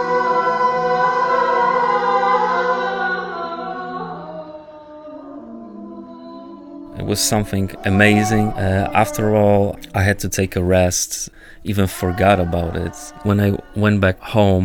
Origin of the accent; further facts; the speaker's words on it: Poland; Szczecin, 100 kilometers of my hometown